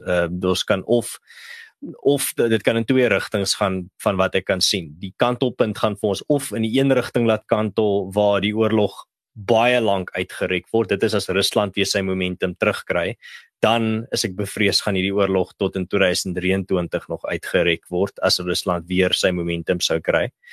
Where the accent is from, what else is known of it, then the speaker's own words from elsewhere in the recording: South Africa; ons as Suid-Afrikaners, veral as Afrikaners